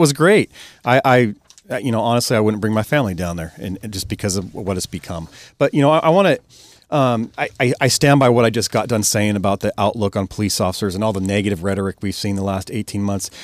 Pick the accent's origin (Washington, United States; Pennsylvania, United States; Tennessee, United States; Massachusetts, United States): Washington, United States; Snohomish County; I'm born and raised in Snohomish County